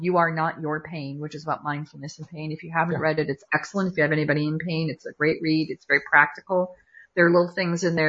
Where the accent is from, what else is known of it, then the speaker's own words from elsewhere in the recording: Watertown, Connecticut, United States; also born or lived in Fairfield, Connecticut; And I was born in Waterbury, grew up in Watertown, and moved to Fairfield.